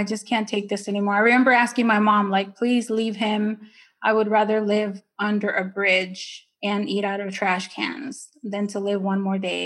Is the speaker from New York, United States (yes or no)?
no; Ontario, California, United States; English is a second language; moved away as an adult; also born or lived in Nicaragua; now in Maryland, United States; I grew up in Ontario or Ontario.